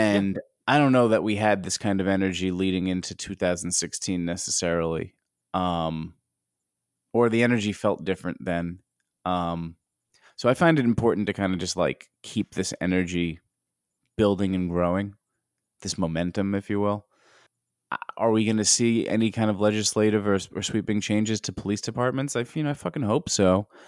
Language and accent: English; United States; as an American